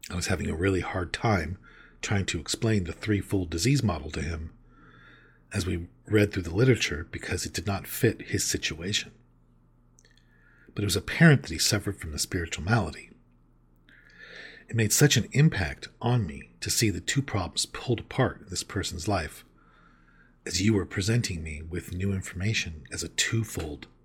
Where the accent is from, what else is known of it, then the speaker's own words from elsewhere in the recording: Mobile, Alabama, United States; now in York, United States; I'm originally from Mobile, Alabama, and did six years of recovery there. Then I found myself in York, Pennsylvania, and I've done five years of recovery there.